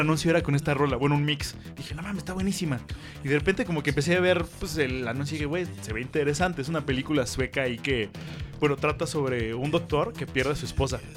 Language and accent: Spanish; Mexico; aquí en México todos somos mexicanos